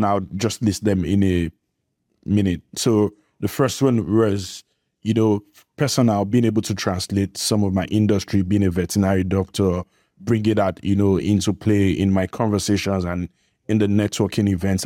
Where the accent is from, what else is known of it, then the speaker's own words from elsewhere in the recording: Nigeria; I'm from Nigeria.